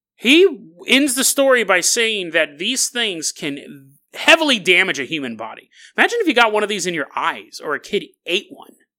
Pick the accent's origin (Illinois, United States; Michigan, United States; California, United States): California, United States; Riverside County; I grew up down there in Riverside County.